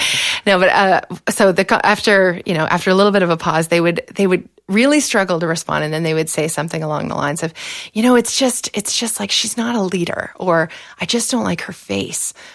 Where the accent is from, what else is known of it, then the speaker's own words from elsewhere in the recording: Exeter, Ontario, Canada; I was born in Exeter, so it's a small town in South West Ontario, about half an hour outside London